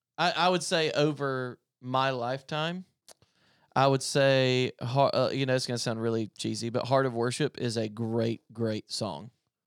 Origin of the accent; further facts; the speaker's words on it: Tigerville, South Carolina, United States; I grew up in Greenville, South Carolina. I actually grew up in a place called Tigerville, South Carolina, which is literally a crossroads, and North Greenville University is there.